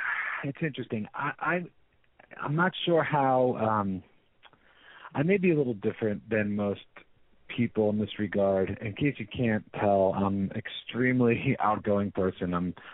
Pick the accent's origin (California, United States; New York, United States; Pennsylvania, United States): California, United States; San Francisco; So he was fascinated by the fact that I'm from San Francisco.